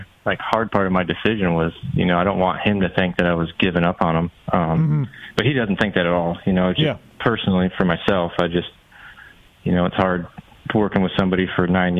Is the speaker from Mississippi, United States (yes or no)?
no; New York, United States; Upstate New York.